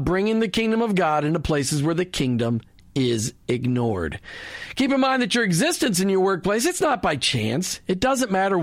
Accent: Minnesota, United States; moved away; I grew up in Minnesota.

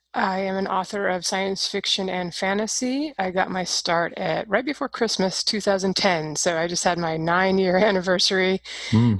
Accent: Seattle, Washington, United States; growing up in Seattle is pretty liberal out there

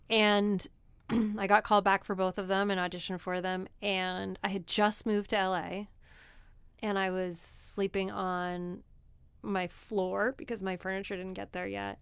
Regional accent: New Jersey, United States; moved away; I am from New Jersey

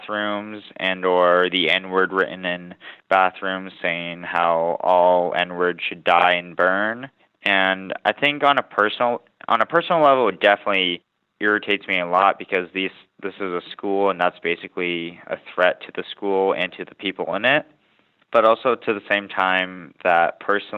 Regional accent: Vermont, United States; also born or lived in Seoul, South Korea; growing up in Vermont as a person that looks different

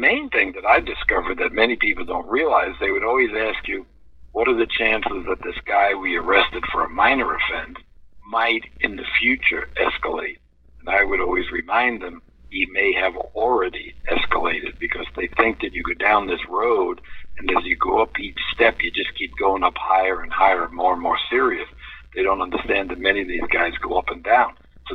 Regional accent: New York City, New York, United States; growing up in New York City

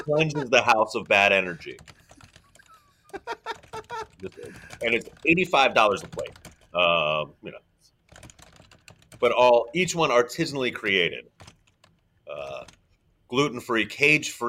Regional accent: Baltimore, Maryland, United States; I'm from Baltimore

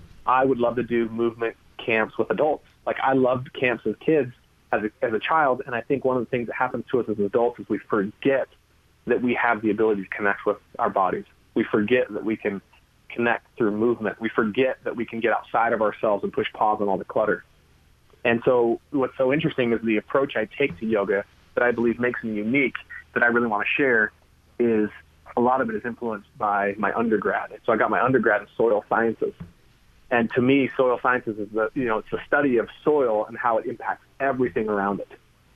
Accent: California, United States; born or raised there

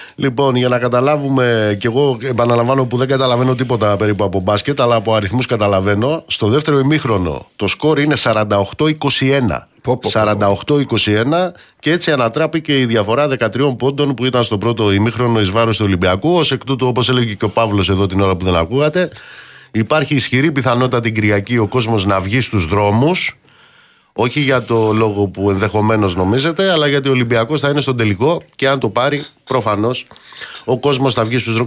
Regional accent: Amaliada, Western Greece, Greece; moved away; στην πατρίδα μου κάτω στην Μαλιάδα

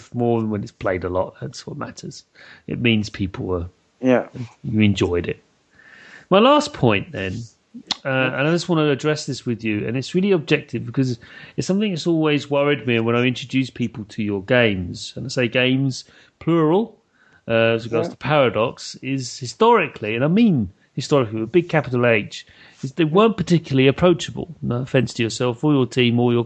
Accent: United Kingdom; speaking as a British person

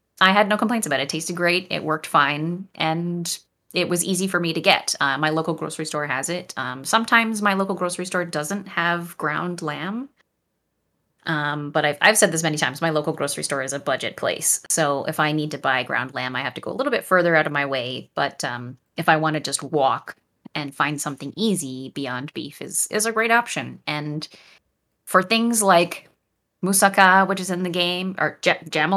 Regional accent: Canada; first language French; English is a second language; I'm Canadian. I grew up speaking French and did most of my education in French

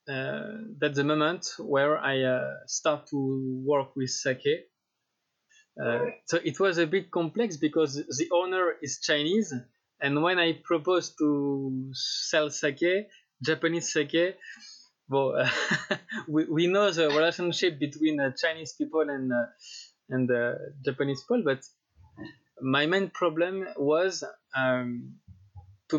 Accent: Meursault, Bourgogne-Franche-Comté, France; English is a second language; moved away; also born or lived in Tain-l'Hermitage; I was born in Burgundy, in Meursault

